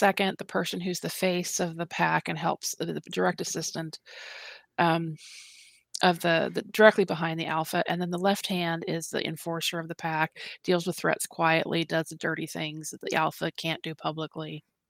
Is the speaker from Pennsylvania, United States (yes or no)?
no; New Orleans, Louisiana, United States; Well, like I wasn't raised in, I was raised in New Orleans. You know, I'm a street kid.